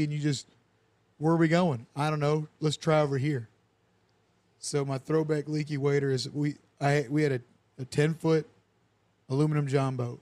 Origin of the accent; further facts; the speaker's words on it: Michigan, United States; moved away; in the Battle Creek River, but in my hometown